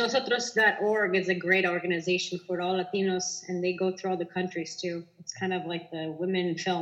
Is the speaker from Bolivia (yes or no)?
yes; Bolivia; I live in Bolivia. I'm from Bolivia.